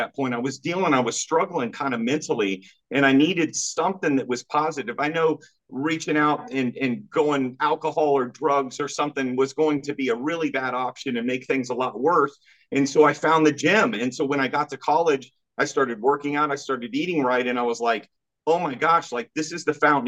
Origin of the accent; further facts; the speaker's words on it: Kansas, United States; I'm from Kansas, small state, small town.